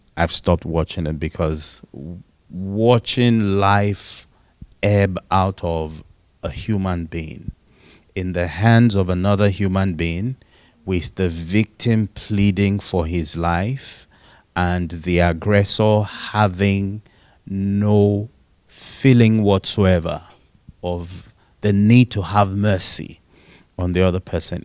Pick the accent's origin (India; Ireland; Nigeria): Nigeria; I am Nigerian and um, fully Nigerian